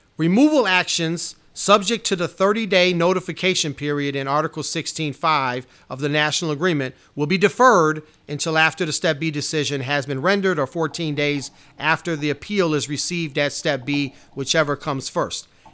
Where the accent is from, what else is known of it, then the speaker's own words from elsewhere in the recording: Chicago, Illinois, United States; It's my hometown.